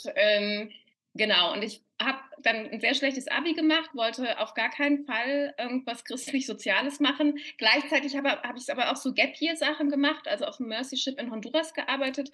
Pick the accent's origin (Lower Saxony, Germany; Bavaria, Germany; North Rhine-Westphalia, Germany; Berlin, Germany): North Rhine-Westphalia, Germany; Cologne; moved away as an adult; now in Vienna, Austria; Ich bin ja eigentlich Kölnerin, Kölner Wahlwienerin, sage ich dann immer ganz gerne